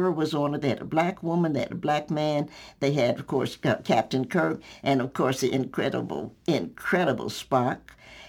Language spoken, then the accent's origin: English; the South, United States; And I do a lot with food because I'm a Southerner.